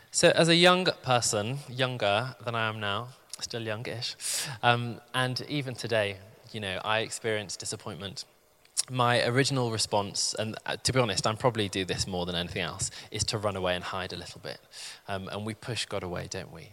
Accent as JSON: {"language": "English", "area": "the Midlands", "region": "England", "country": "United Kingdom", "moved": "as an adult", "lives_now": "London, United Kingdom", "said": "I'd actually found moving to London quite tricky. I'm from the Midlands"}